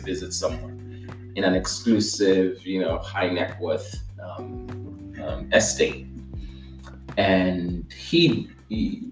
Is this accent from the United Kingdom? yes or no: no; Nigeria; moved away as an adult; I was born in Nigeria and I spent the first 19 years of my life there